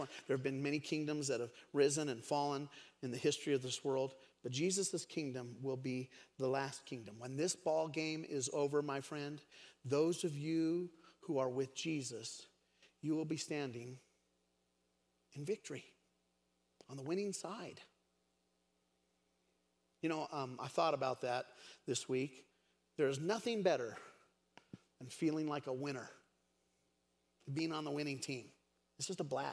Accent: Craig, Colorado, United States; also born or lived in Steamboat Springs, Colorado; I grew up in Craig, Colorado. Many of you know that I was born in Steamboat Springs, but I was raised in Craig

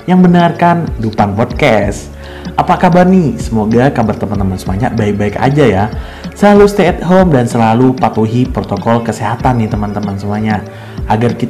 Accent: Sumenep, East Java, Indonesia; aku berasal dari Sumenep, Madura, Jawa Timur pastinya dong.

